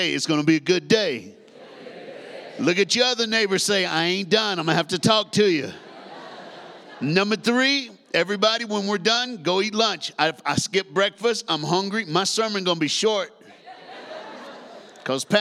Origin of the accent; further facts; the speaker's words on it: Tennessee, United States; accent: Southern; moved away; I was born in a state called Tennessee. I grew up there, raised there, went to church there.